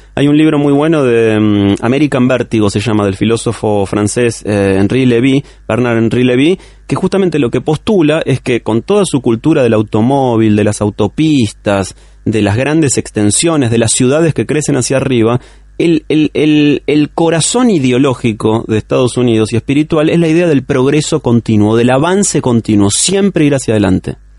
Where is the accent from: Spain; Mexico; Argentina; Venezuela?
Argentina; como todo argentino